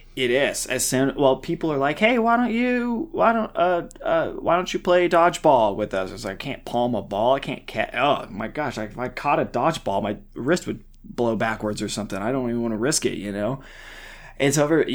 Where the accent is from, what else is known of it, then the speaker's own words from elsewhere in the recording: the Ozarks, United States; I grew up in the Ozarks